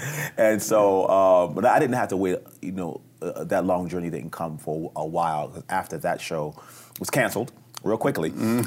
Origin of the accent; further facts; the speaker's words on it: New York City, New York, United States; moved away as an adult; also born or lived in California; I'm a New Yorker, born and raised